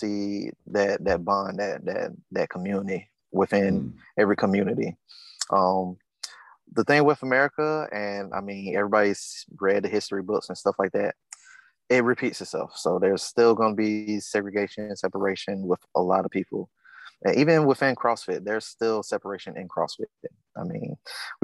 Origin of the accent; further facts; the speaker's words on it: the South, United States; the things I've gone through growing up in the South